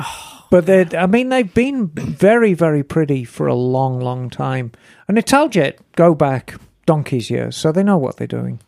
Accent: Birmingham, West Midlands, United Kingdom; moved away; I was born and raised in Birmingham, and Birmingham is right in the middle of England

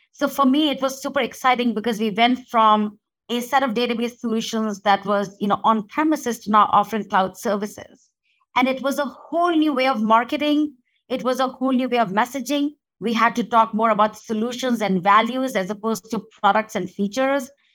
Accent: India; moved away; when I was growing up in India.

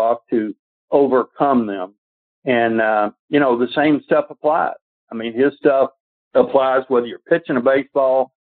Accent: Atlanta, Georgia, United States; I was from Atlanta. But being a Georgia boy

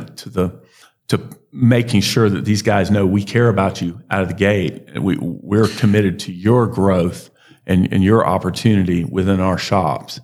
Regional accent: Alabama, United States; we're from Alabama

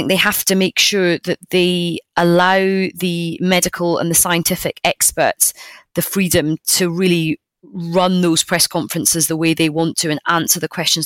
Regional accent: United Kingdom; being British

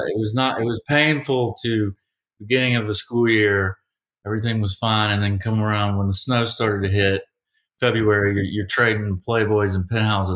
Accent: Savannah, Georgia, United States; and I'm from Savannah. So we're both from the South.

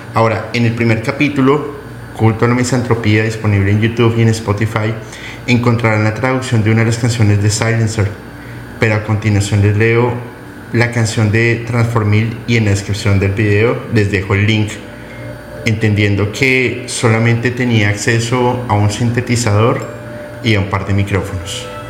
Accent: Colombia; now in Mexico; mi amada Colombia, Bolivia, por supuesto México, que eh, me, ha acogido entre, entre entre sus brazos y no soy mexicano

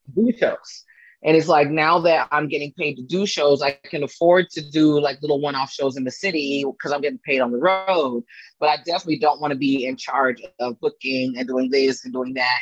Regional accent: Fairfield, California, United States; now in Los Angeles, United States; I'm originally from the Bay Area. I grew up uh, near Napa, kind of like a little city called Fairfield, kind of like in between Napa and San Francisco.

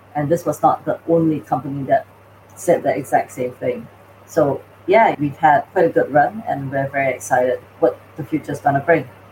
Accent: Singapore; moved away; also born or lived in North America; I'm from Singapore originally

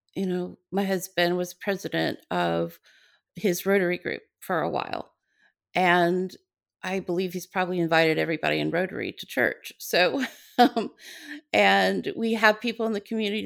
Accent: Atlanta, Georgia, United States; moved away as an adult; now in California, United States; I grew up I was born in Atlanta

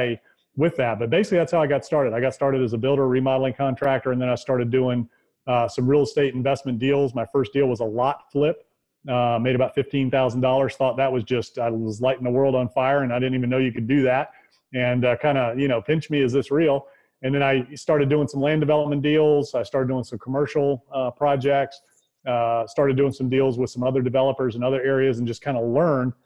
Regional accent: Virginia Beach, Virginia, United States; now in Charlottesville, United States; I am originally from Virginia Beach, Virginia. I live in Charlottesville, Virginia now

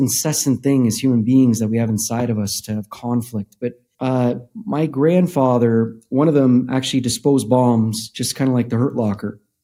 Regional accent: Canada; we grew up in Canada

